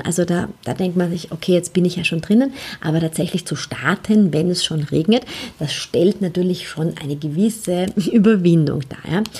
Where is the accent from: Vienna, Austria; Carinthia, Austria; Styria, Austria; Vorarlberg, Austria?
Vienna, Austria; Ich bin in Wien aufgewachsen, ähm, auch auf die Welt gekommen